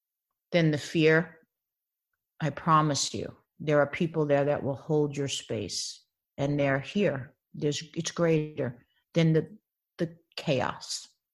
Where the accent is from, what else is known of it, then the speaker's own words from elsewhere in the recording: Baldwin, New York, United States; moved away as an adult; also born or lived in The Bronx; now in Los Angeles, United States; I grew up in Baldwin, Long Island. Yeah. But I mean, I was born in New York City Hospital.